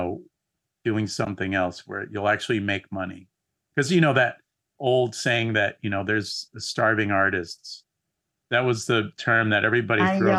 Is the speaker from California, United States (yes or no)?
yes; San Diego, California, United States; I grew up in San Diego, which is south of Los Angeles